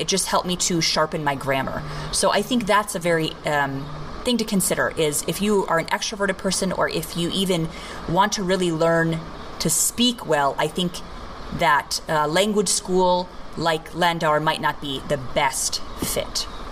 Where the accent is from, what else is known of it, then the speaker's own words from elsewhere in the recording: United States; moved away as an adult; also born or lived in India; as an American, I was I was raised to think very black and white